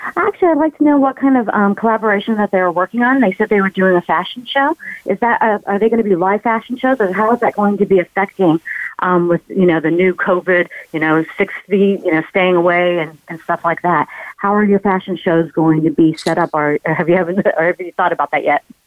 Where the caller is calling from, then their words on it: Laguna Beach, California, United States; I'm calling in from Laguna Beach, California